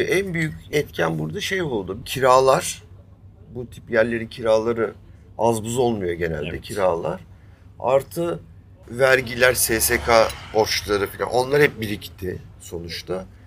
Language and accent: Turkish; Istanbul, Turkey; ben doğma büyüme Üsküdarlıyım.